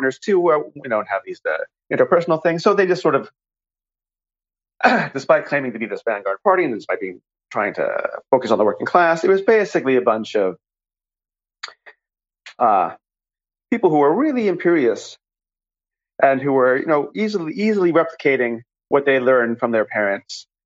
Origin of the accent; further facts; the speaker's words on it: New York, United States; I grew up in New York